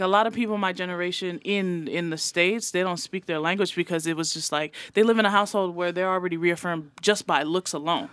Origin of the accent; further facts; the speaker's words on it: American Samoa; first language Samoan; English is a second language; moved away; also born or lived in Santa Clara, California; Raised in Amaoli